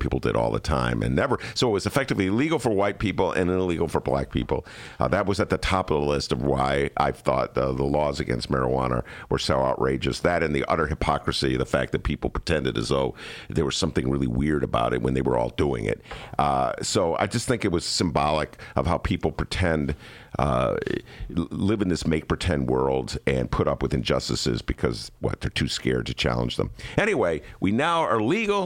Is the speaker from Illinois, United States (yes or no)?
yes; Evanston, Illinois, United States; my hometown, my beloved Evanston, E-Town